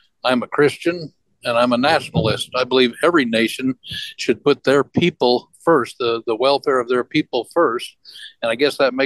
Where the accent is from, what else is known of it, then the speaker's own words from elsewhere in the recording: Arizona, United States; now in Wyoming, United States; I'm not a native of Wyoming. I'm a native of Arizona